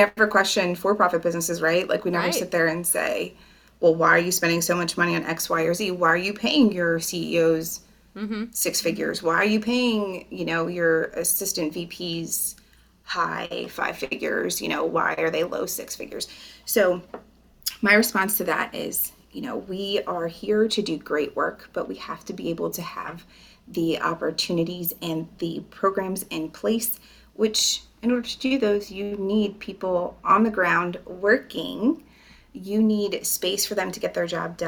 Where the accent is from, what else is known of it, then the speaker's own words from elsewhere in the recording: Tremont, Pennsylvania, United States; now in Lebanon County, United States; I grew up in Tremont. Southern end of Schuylkill County